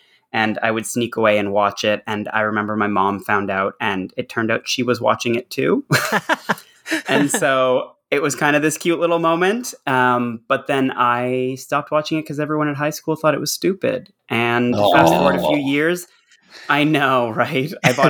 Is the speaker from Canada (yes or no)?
yes; Canada; I am from Canada.